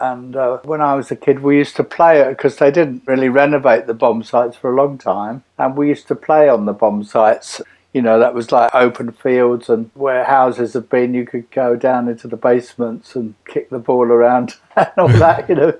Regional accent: London, United Kingdom; Not really, no. I just had the regular life in the suburbs, really.

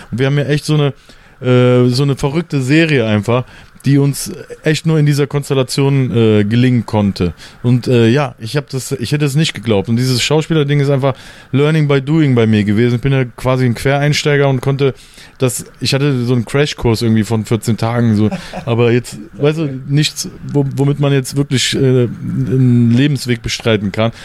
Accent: Mönchengladbach, North Rhine-Westphalia, Germany; moved away as an adult; also born or lived in Cologne / Berlin; ich bin in Köln geboren, dann in Mönchengladbach groß geworden, weil sich meine Eltern getrennt haben

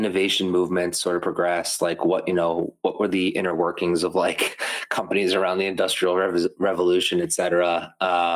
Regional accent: Methuen, Massachusetts, United States; Holy Family Hospital, which is in my hometown, Methuen, Massachusetts

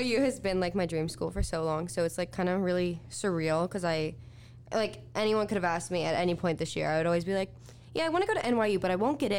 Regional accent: Missouri, United States; moved away; I'm half cowgirl. Like, I'm from Missouri.

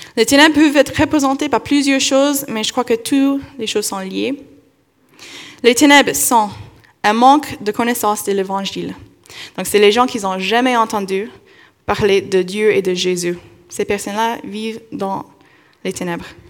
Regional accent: Kentucky, United States; moved away; dans mon enfance, j'ai vécu dans le Kentucky

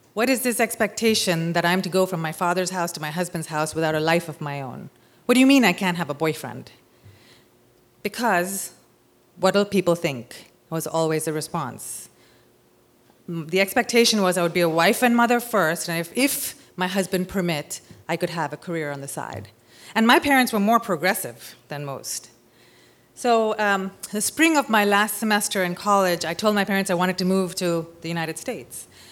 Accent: Mumbai, Maharashtra, India; moved away as an adult; also born or lived in California; I'm from Bombay, India

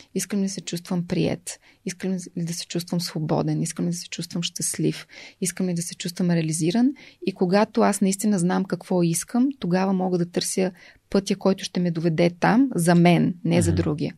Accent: Velingrad, Pazardzhik Province, Bulgaria; also born or lived in Sofia / Blagoevgrad; В София съм родена, но във Велинград съм отраснала

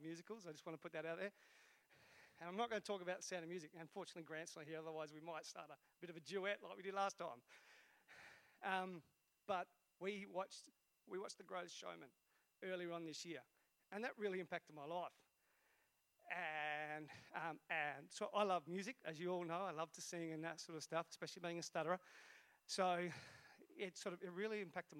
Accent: Esperance, Western Australia, Australia; moved away; I was brought up in Esperance. And back then, Esperance was a really small town.

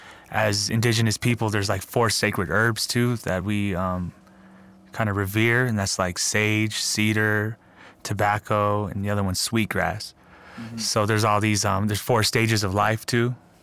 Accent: Albuquerque, New Mexico, United States; born there; because I was born in Albuquerque, wasn't necessarily traditionally raised in certain ways, and then I moved out to the res, people looked at me like, yo, you're not really traditional as we are, so you're kind of like that urban native kid

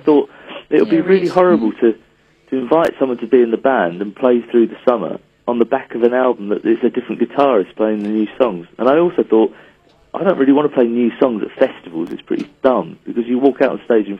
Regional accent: England, United Kingdom; we're an English band. Like our culture is English and our humor is English

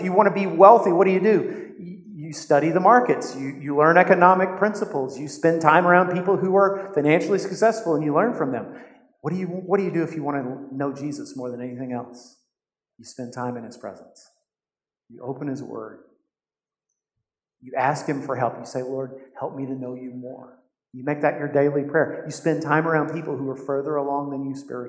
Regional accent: United States; To us as American Christians

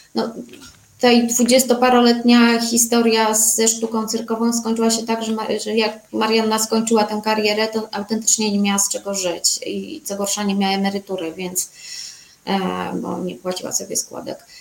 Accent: Warsaw, Masovian Voivodeship, Poland; ja się urodziłam, co prawda, w Warszawie

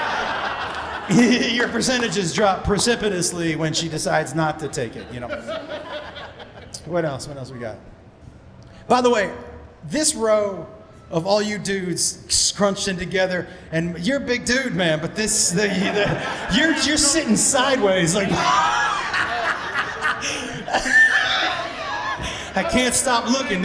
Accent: Amherst, Massachusetts, United States; I grew up in Amherst, Massachusetts.

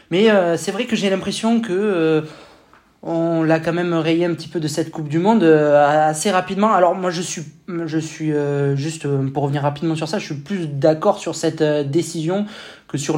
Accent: France; nous, on prend en tant que Français hein, pour les quarts de finale, hein

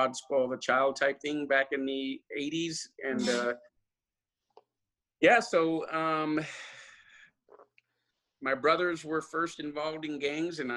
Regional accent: Lynwood, California, United States; I was from Linwood, right, which is right next to Compton and Watts.

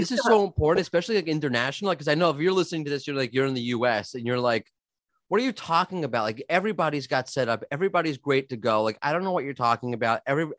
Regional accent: New York, United States; now in Jerusalem, Israel; as a New Yorker

